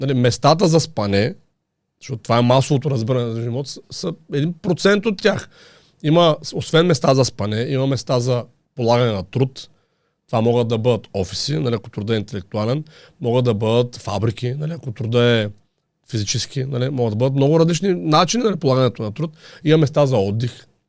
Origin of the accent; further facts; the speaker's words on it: Haskovo, Haskovo Province, Bulgaria; also born or lived in Vetren village; now in Vetren, Bulgaria; аз съм от Хасково